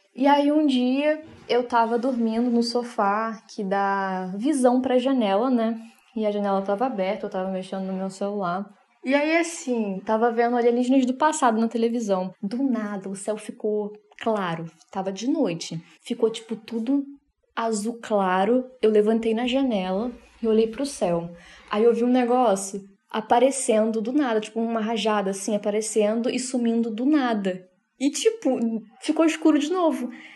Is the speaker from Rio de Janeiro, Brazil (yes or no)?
yes; Rio de Janeiro, Brazil; eu sou do Rio de Janeiro